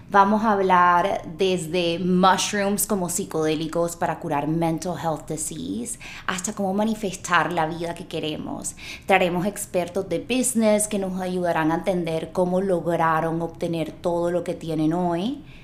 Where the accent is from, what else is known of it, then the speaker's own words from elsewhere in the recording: Barranquilla, Atlántico, Colombia; moved away as an adult; now in Los Angeles, United States; Me crié en Barranquilla, viví toda mi vida en Barranquilla y a los 25 años decidí mudarme a Los Ángeles.